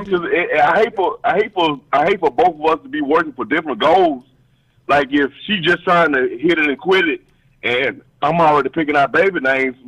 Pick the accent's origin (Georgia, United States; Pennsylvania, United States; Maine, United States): Georgia, United States; now in DC area, United States; I'm from Georgia